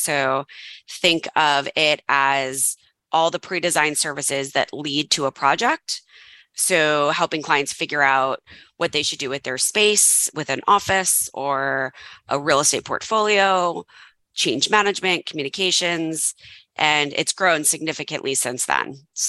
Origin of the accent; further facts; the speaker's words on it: Westchester, New York, United States; accent: mild New Yorkish; moved away as an adult; also born or lived in Tennessee / California; I grew up in Westchester, New York, just outside New York City.